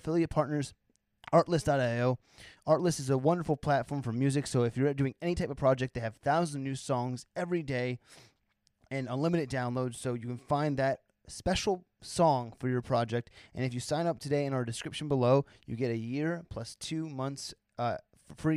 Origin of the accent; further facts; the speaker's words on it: New Jersey, United States; I'm from New Jersey